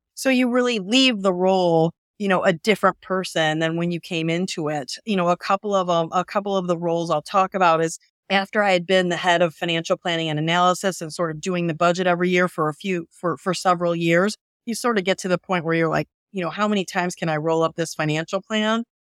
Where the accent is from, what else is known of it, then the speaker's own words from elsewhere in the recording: Northwest Indiana, United States; I grew up in Northwest Indiana, about an hour from Chicago